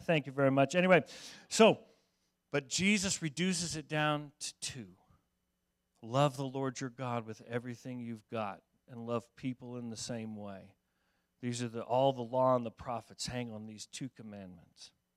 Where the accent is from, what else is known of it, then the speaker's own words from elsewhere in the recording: Denver, Colorado, United States; moved away; I grew up in Denver